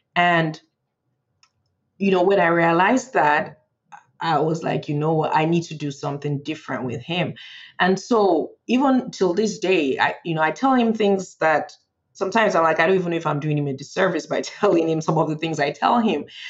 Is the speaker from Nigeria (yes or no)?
yes; Nigeria; moved away as an adult; now in Frederick, United States; I was born in Nigeria and I grew up in Nigeria, uh, and I moved to the U.S. for college.